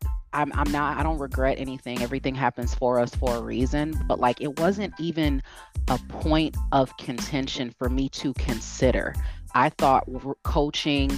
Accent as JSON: {"language": "English", "region": "Midwest", "country": "United States", "tie": "born or raised there", "also_born_or_lived": "East Coast, United States", "moved": "yes", "lives_now": "West Coast, United States", "said": "I grew up in the Midwest. I have been on the East Coast for 20 years. Now I live on the West Coast"}